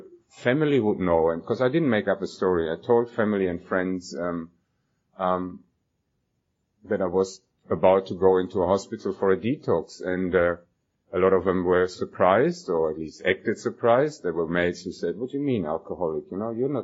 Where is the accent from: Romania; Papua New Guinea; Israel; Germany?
Germany; moved away as an adult; now in Australia; I was born and I grew up in Germany